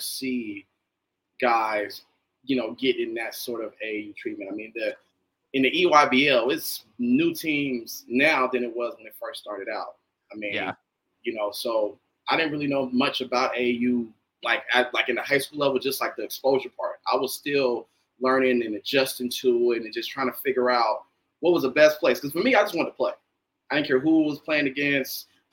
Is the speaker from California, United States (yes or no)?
yes; Northern California, United States; growing up in Northern California